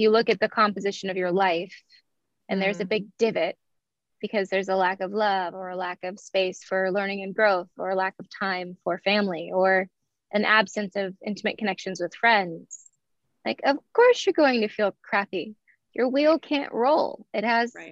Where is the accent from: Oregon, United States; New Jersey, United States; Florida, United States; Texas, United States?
Oregon, United States; Eugene; I was born in Eugene, Oregon, November 18th, 1986